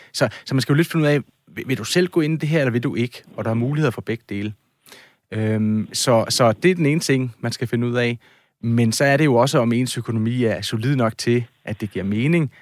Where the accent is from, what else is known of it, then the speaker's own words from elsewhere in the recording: Odense, Southern Denmark, Denmark; jeg kommer jo fra Odense